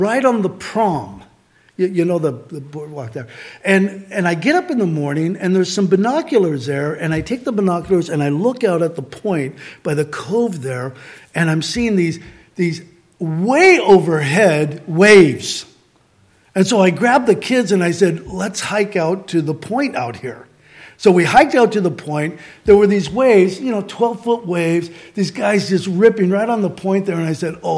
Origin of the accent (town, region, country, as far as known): Santa Barbara, California, United States; born or raised there; moved away